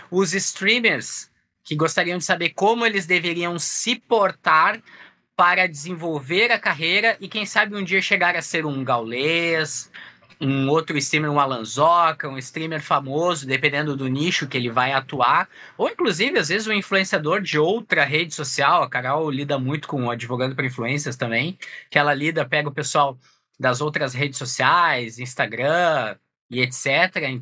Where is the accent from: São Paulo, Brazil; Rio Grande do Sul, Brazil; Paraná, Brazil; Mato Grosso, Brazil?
Rio Grande do Sul, Brazil; Porto Alegre; sou aqui de Porto Alegre, no Rio Grande do Sul